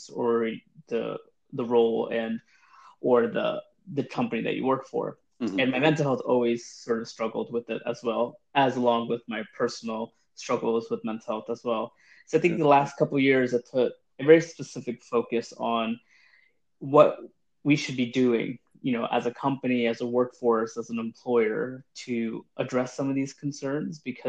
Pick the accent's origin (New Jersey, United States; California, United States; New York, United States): New York, United States; moved away as an adult; also born or lived in London; I am from New York, hence the accent.